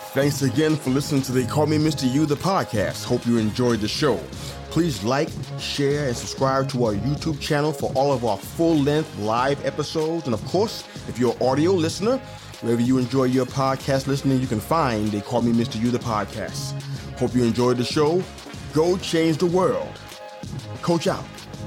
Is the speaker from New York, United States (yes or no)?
yes; New York City, New York, United States; my hometown, for example, on the Upper East Side